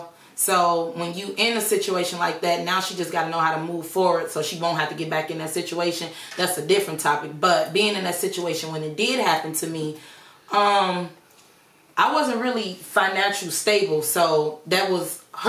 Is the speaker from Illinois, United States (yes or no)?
yes; Chicago, Illinois, United States; now in Texas, United States; I'm from Chicago.